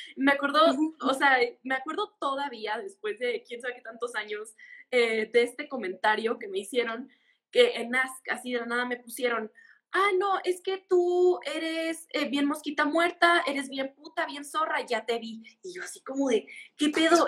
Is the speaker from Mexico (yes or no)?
yes; Mexicali, Baja California, Mexico; yo soy de Mexicali, de Mexicali